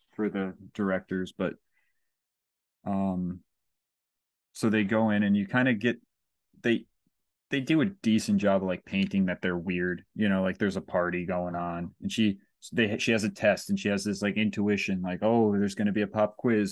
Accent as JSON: {"language": "English", "town": "Kingston", "region": "New York", "country": "United States", "tie": "born or raised there", "also_born_or_lived": "Saugerties, New York", "said": "I grew up in Kingston, but I moved to Saugerties when I was eleven"}